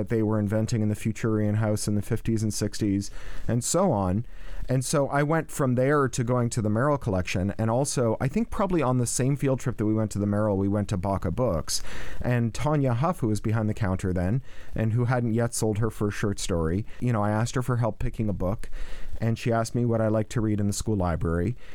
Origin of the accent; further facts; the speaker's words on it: Canada; moved away as an adult; also born or lived in England; now in Los Angeles, United States; as a Canadian science fiction writer